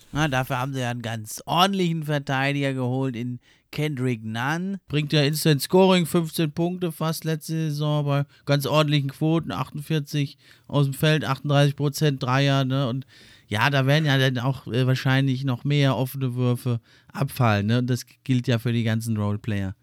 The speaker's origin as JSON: {"language": "German", "country": "Germany", "said": "wir als Deutsche"}